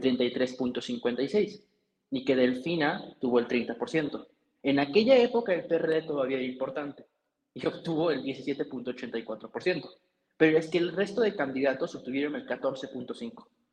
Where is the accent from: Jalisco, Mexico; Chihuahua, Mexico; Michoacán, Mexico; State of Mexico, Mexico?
State of Mexico, Mexico; moved away as an adult; now in Mexico City, Mexico; yo soy mexiquense, ahora vivo en la Ciudad de México, pero yo viví en el Estado de México durante mucho tiempo